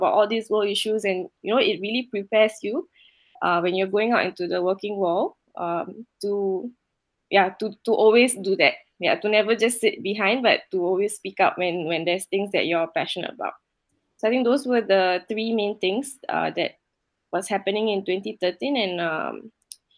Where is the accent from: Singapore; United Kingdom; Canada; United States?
Singapore; moved away; I was growing up in Singapore